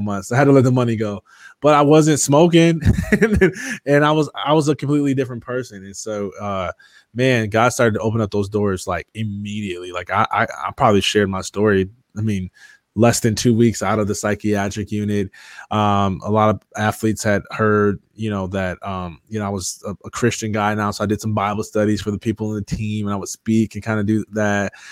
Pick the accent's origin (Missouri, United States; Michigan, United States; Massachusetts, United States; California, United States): Michigan, United States; Jackson; moved away as an adult; now in Metro Atlanta, United States; I grew up in Jackson, Michigan